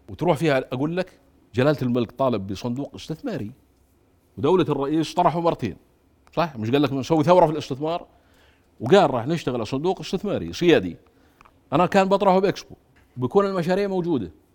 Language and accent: Arabic; Jordan; انا من الاردن